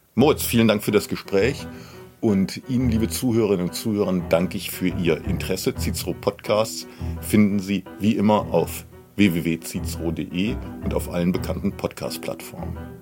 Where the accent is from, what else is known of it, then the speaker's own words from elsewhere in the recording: Germany; bei uns in Deutschland